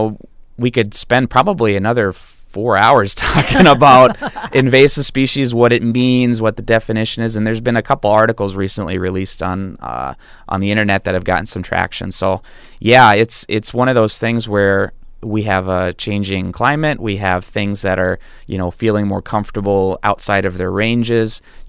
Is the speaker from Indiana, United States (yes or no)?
no; Iowa, United States; also born or lived in Ohio; I was born in Ohio, Southeast Ohio, and I grew up in Iowa